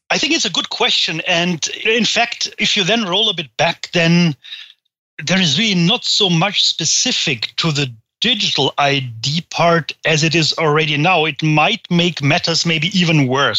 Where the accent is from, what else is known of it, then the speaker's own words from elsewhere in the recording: Germany; I hail from Germany